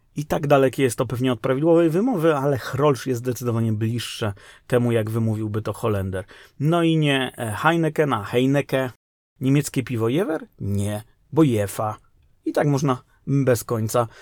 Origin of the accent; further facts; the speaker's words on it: Kraków, Lesser Poland, Poland; moved away; w Krakowie, skąd pochodzę